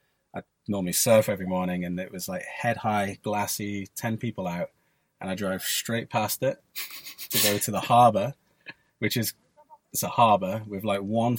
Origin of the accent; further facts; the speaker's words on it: Isle of Man; now in Maui, United States; I grew up in the Isle of Man, so we had like a big road racing scene